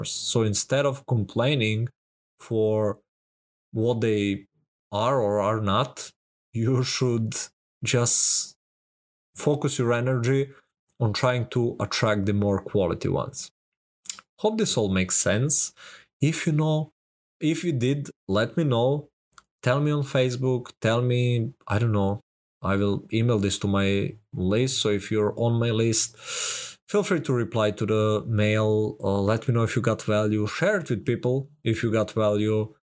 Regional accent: Serbia; I'm from Serbia. Even here, that's a small amount of money to get such amount of value.

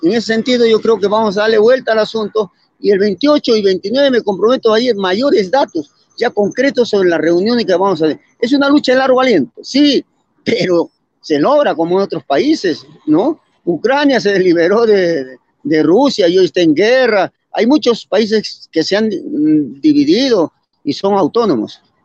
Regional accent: Arequipa, Peru; Soy del Cono Norte

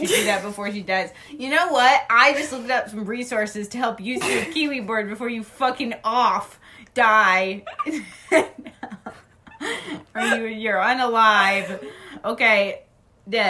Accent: Washington, United States; moved away; I'm from Washington

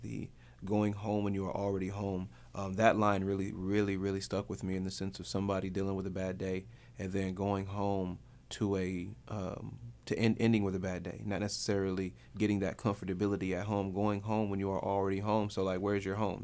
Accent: Grand Rapids, Michigan, United States; moved away as an adult; now in North Carolina, United States; we're both from Grand Rapids

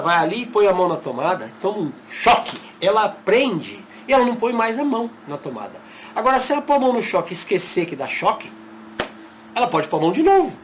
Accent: São Paulo, Brazil; moved away as an adult; now in Fortaleza, Brazil; Morei a vida toda em São Paulo e mudei há um ano para Fortaleza

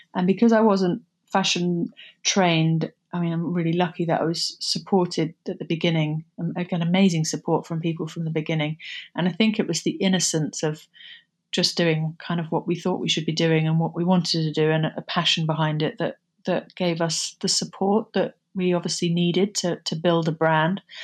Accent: Somerset, South West England, United Kingdom; moved away as an adult; also born or lived in London; Growing up in Somerset was, um, bucolic.

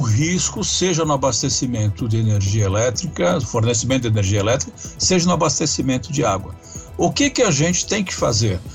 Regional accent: Brazil; Nós merecemos isso como brasileiros.

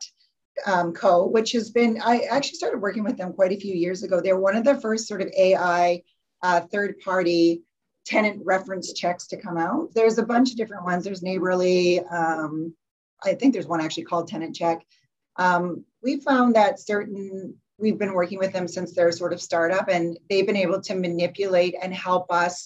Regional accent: Calgary, Alberta, Canada; now in Victoria, Canada; I came from Calgary originally too

